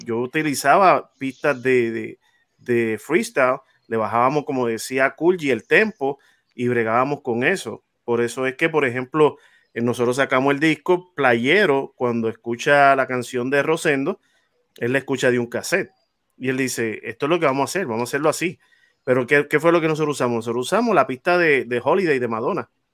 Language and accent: Spanish; Naguabo, Puerto Rico; de donde yo vengo, del caserío donde yo vengo, de Monteatillo